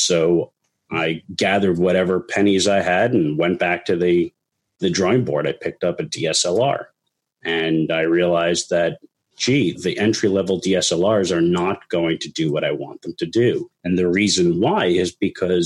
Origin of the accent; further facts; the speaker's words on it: New York, United States; moved away; I'm originally from New York, and I've spent most of my career there